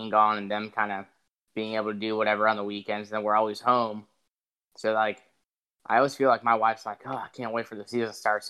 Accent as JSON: {"language": "English", "region": "Northwest Indiana", "country": "United States", "said": "I'm from Northwest Indiana, so Chicagoland's closer, but it's not an Indiana track."}